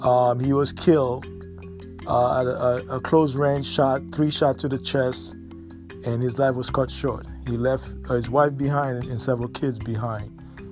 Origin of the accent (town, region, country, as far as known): United States